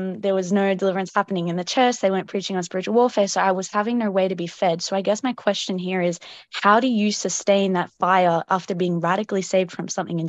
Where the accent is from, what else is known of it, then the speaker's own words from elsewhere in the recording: Melbourne, Victoria, Australia; I'm from Australia, Melbourne